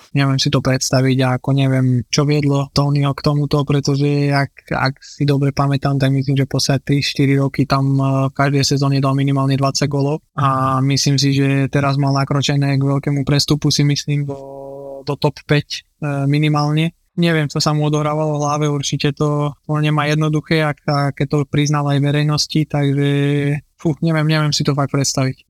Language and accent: Slovak; Žilina, Žilina Region, Slovakia; moved away as an adult; also born or lived in Porto / Düsseldorf / Rotterdam; vyrastali sme spolu v Žiline